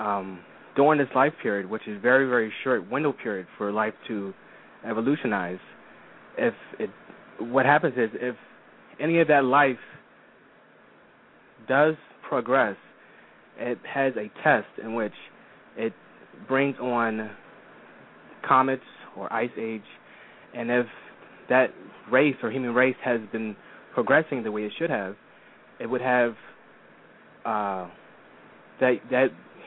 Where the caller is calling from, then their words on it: Philadelphia, Pennsylvania, United States; from Philadelphia, Pennsylvania.